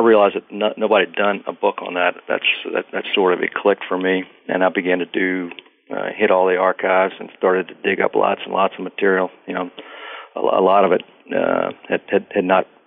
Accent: Richmond, Virginia, United States; I grew up in Richmond

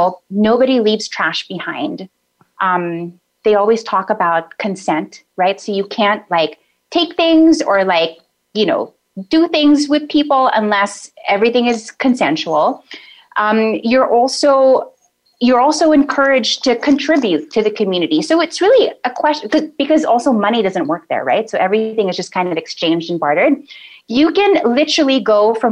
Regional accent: Philippines; now in United States; being Filipino

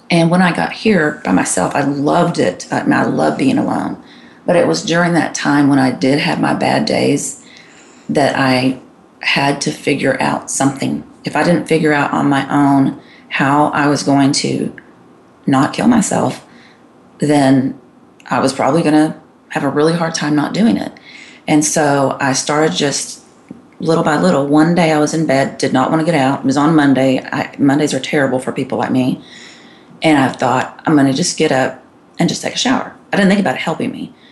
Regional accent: Texas, United States; But so anyway, I grew up in Texas and here I am in Georgia.

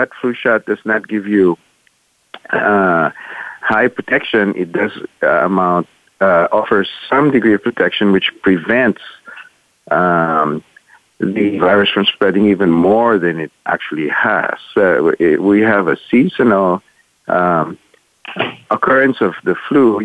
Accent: Manila, Metro Manila, Philippines; moved away as an adult; also born or lived in United States; I was born and raised in Manila in the Philippines

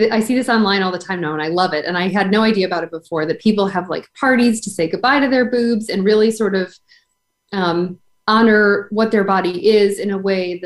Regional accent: Buffalo, New York, United States; now in Rhode Island, United States; I grew up in Buffalo, New York, where it's like 9 months of winter and then summer.

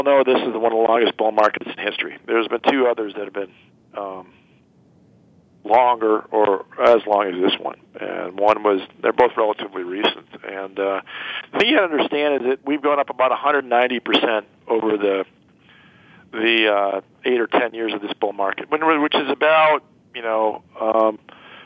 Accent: United States; as an American and as a citizen of the country and the world

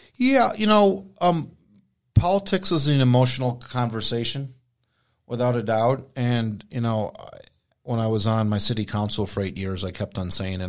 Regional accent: United States; I grew up on Indian reservation

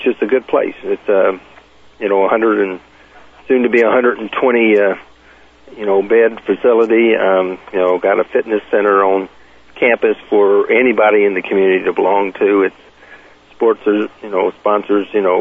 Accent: the South, United States; I was born and raised in the South

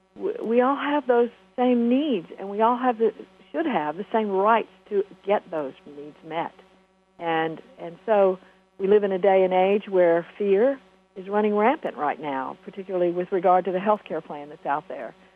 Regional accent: United States

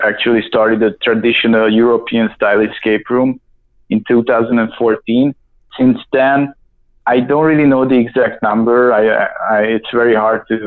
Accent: Budapest, Hungary; moved away as an adult; also born or lived in United States; I was born in Hungary, Budapest, and my story pretty much started when I came to the U.S. for an exchange student

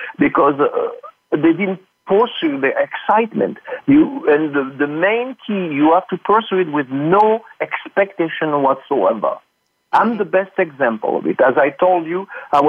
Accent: France; born or raised there; English is a second language; moved away as an adult; now in United States

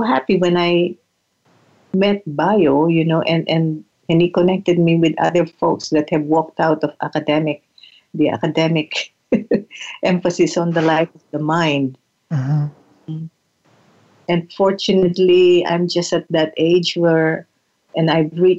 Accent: Philippines; now in Santa Rosa, United States; as a Filipina, as a settler, as a woman of color

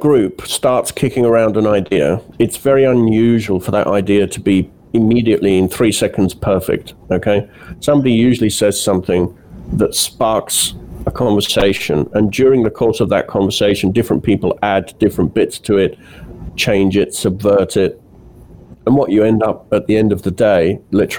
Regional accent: United Kingdom; moved away as an adult; also born or lived in Italy; I grew up in Britain, and in the, you know, I went to school in the 70s and 80s

